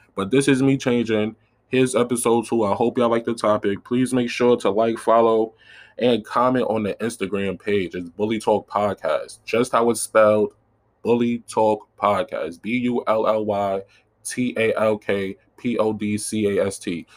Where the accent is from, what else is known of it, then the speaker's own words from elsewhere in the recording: New York City, New York, United States; I'm from South Side Jamaica, Queens